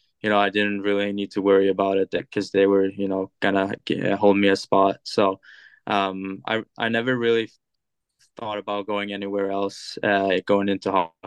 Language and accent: English; Linköping, Östergötland, Sweden; English is a second language; moved away as an adult; also born or lived in Fairbanks, Alaska, United States; now in United States; Born and raised in Linköping.